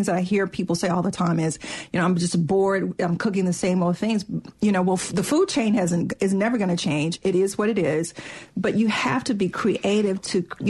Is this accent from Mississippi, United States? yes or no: yes; Mississippi, United States; I'm from Mississippi